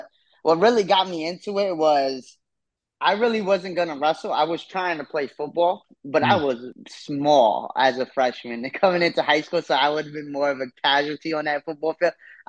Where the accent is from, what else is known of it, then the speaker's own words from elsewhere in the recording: New York City, New York, United States; Yeah. I'm from Parkchester.